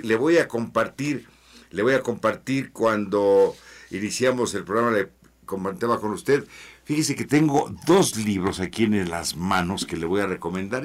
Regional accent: Mexico; Yo soy mexicano

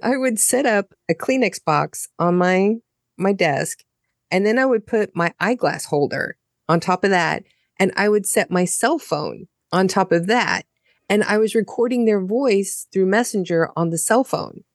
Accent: United States; moved away as an adult; now in Germany; I'm an American living in Germany

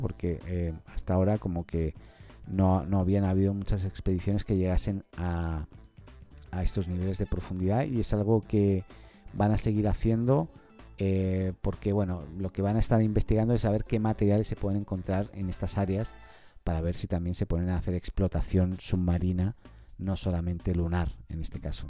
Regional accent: Barcelona, Catalonia, Spain; moved away as an adult; now in Chile; soy español de Barcelona, catalán, hace 15 años en Chile

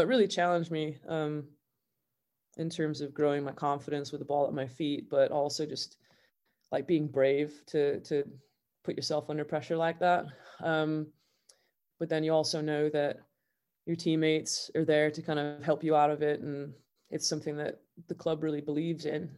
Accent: Southern California, United States; now in Manchester, United Kingdom; I grew up in an English household in Southern California

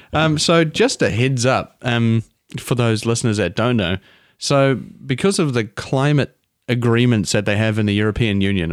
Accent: Cardiff, Wales, United Kingdom; Cardiff. I'm from Cardiff.

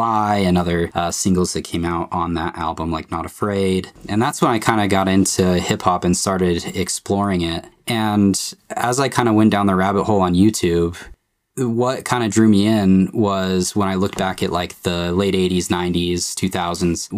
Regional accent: Utah, United States; I'm basically like your average guy in Utah

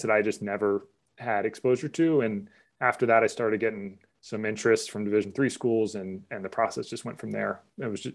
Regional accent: Charlotte, North Carolina, United States; moved away; also born or lived in Pennsylvania; I grew up in Charlotte

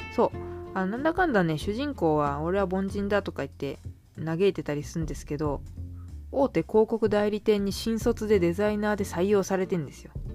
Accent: Kawasaki, Kanagawa, Japan; 私も川崎市出身です

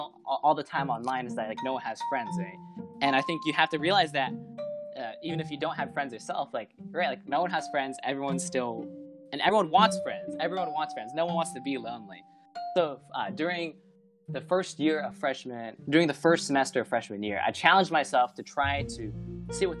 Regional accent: Plano, Texas, United States; Since I came from Plano, which is Plano Senior High School

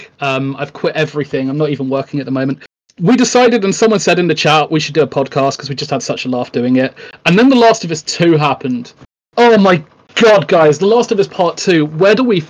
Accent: United Kingdom; I am famed, in inverted commas, for being the Brit who speaks his mind

